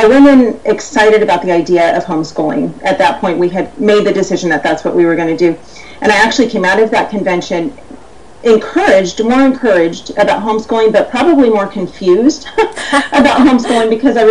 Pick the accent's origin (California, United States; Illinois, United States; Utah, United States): California, United States; Los Angeles; we're from the Los Angeles area